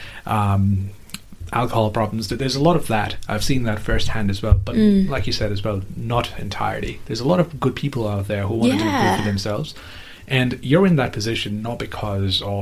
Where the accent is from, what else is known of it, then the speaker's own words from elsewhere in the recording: Nepal; moved away; I'm from Nepal